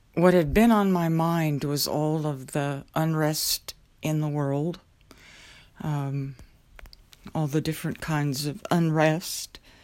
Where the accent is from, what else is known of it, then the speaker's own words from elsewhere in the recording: southwest Oklahoma, United States; moved away; I remember growing up in Oklahoma, the area where I grew up was known as, uh, Tornado Alley. It was the southwest area of the state.